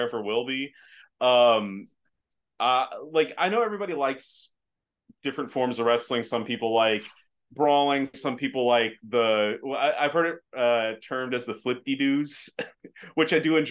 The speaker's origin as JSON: {"language": "English", "country": "United States", "tie": "born or raised there", "also_born_or_lived": "Afghanistan", "said": "I grew up here in the States, hence why I don't have an accent"}